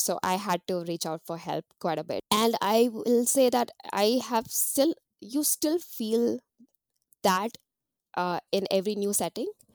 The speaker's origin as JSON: {"language": "English", "town": "Mumbai", "region": "Maharashtra", "country": "India", "tie": "born or raised there", "moved": "as an adult", "lives_now": "New Zealand", "said": "growing up in India"}